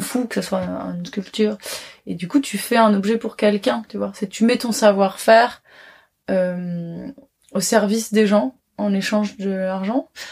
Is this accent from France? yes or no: yes; Paris, Île-de-France, France; j'ai grandi à Paris